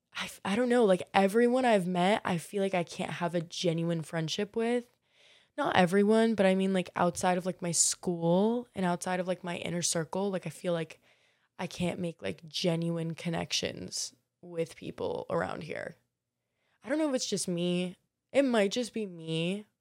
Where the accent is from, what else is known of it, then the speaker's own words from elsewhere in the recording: Marco Island, Florida, United States; now in Miami, United States; I'm from Marco Island, um, which for y'all who don't know, Naples might ring a little bit more of a bell